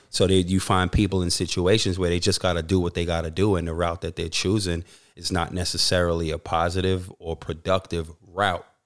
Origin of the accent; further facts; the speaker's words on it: New York City, New York, United States; moved away as an adult; now in Australia; growing up in New York City